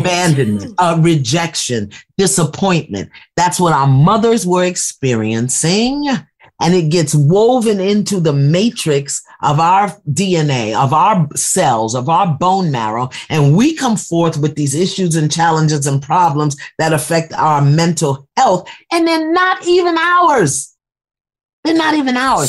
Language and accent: English; New York City, New York, United States; I'm from Brooklyn